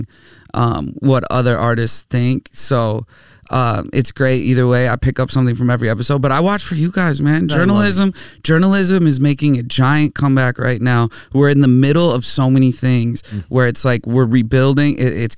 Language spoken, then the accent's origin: English; Minnesota, United States; I grew up in Minnesota